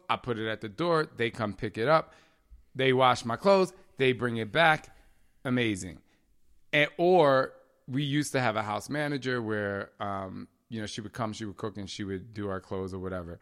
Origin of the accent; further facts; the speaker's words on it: New Jersey, United States; I'm from Jersey